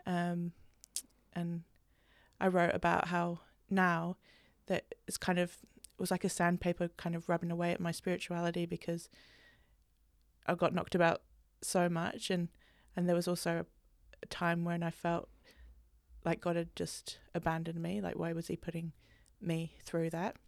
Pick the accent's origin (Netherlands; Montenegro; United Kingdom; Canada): United Kingdom; England; growing up, especially growing up in England